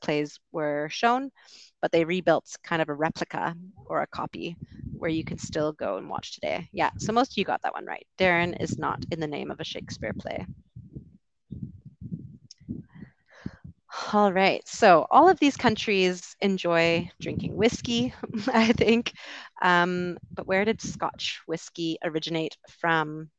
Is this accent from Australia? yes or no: no; Vancouver, British Columbia, Canada; I'm from Vancouver